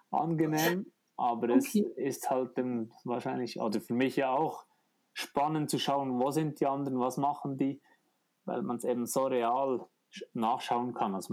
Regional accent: Bern, Switzerland; Sommer ging es wieder durch die Heimat, also Eiger, Grindelwald war ein Turnpoint. Dann ging es durch meine Heimat, ich bin vor meiner Haustür vorbeigeflogen.

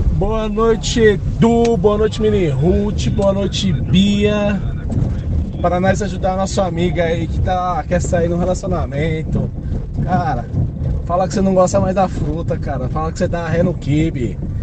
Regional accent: São Paulo, Brazil; also born or lived in Campo Belo, São Paulo; Eu falo aqui do Campo Belo, mas eu sou do Capão Redondo

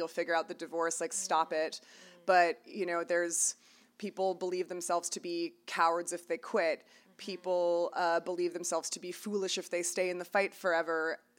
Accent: Toronto, Ontario, Canada; now in United States; we're both from Toronto

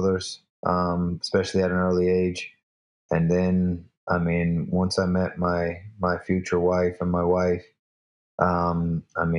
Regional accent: Newfoundland and Labrador, Canada; I'm Canadian, I'm Newfoundlander

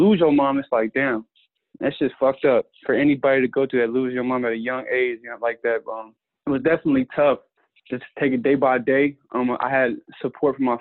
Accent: Georgia, United States; when I was around like 9, growing up in Georgia

